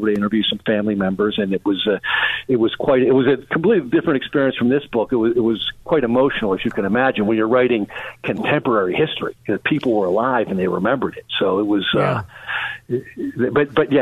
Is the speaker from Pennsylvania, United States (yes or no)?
yes; Pittsburgh, Pennsylvania, United States; I'm from Pittsburgh.